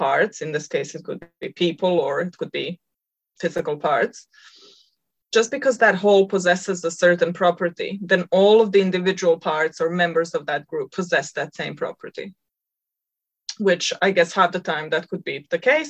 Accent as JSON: {"language": "English", "country": "Croatia", "moved": "yes", "lives_now": "New Zealand", "said": "So I'm Croatian. I'm half Croatian, half Serbian."}